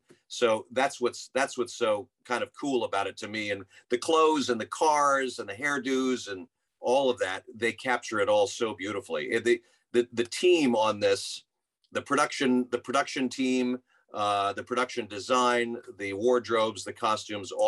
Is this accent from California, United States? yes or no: yes; Santa Monica, California, United States; I grew up in Santa Monica